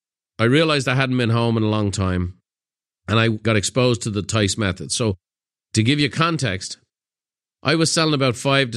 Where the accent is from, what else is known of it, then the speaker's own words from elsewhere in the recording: Dublin, Leinster, Ireland; It's September 24th and I'm sitting in the kitchen of the home I grew up in Dublin.